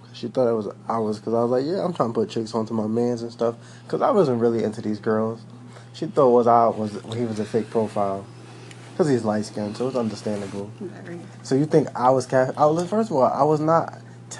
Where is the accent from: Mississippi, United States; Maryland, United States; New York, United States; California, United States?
New York, United States; New York City; I'm from Brooklyn. I'm from Coney Island